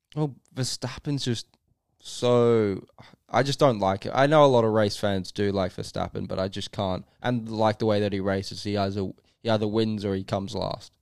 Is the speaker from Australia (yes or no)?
yes; Australia; also born or lived in England; as an Australian